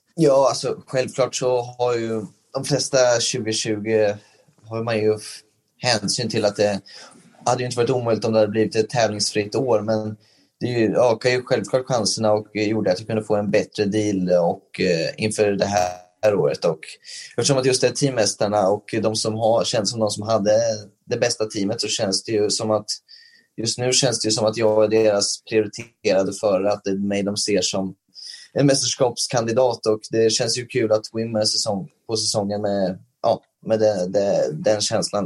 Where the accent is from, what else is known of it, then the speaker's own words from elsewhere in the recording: Sweden; moved away as an adult; när man åker som svensk över till, eh, till eh, USA